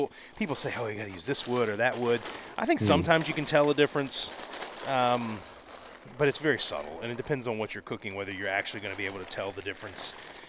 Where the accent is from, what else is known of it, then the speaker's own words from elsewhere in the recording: Southern US, United States; So I'm from the South, right? And so I get some strange looks sometimes